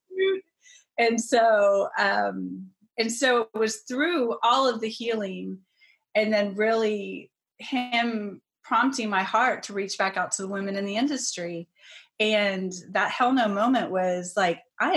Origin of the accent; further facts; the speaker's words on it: Texas, United States; moved away as an adult; also born or lived in Colorado / Chicago; I'm originally from Texas.